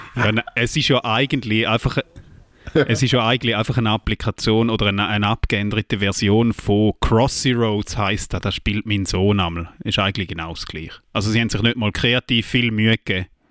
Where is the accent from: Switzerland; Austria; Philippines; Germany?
Switzerland; Eastern Switzerland; dass ich in der Ostschweiz geboren bin